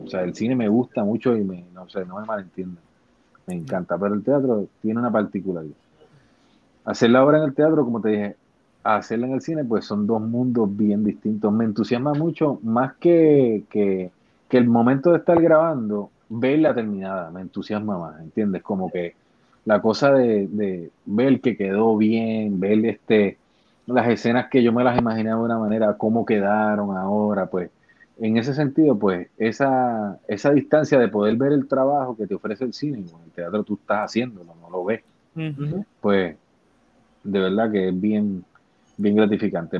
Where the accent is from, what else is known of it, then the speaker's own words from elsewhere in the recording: Bayamón, Puerto Rico; yo soy un actor puertorriqueño, tengo 43 años, nací en el pueblo de Bayamón